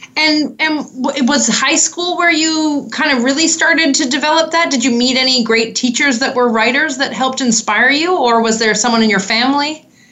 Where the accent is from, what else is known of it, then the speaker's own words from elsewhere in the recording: Canada; accent: Canadian; my Canadian accent